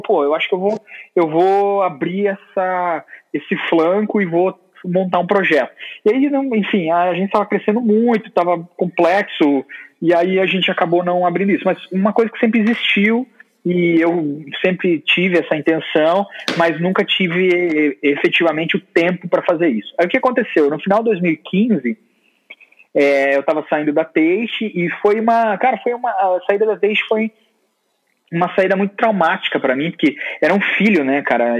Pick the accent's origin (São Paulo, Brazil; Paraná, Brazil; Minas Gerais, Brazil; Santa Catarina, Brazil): Santa Catarina, Brazil; Capinzal; moved away; also born or lived in Curitiba; eu sou catarinense, na cidadezinha muito pequena chamada Capinzal, e eu fui para Curitiba estudar design